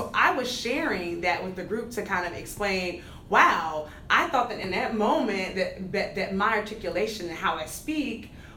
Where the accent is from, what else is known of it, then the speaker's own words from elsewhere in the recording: Dallas, Texas, United States; accent: Texas accent; moved away as an adult; also born or lived in Midwest (Purdue University); I'm from Dallas, Texas, born and raised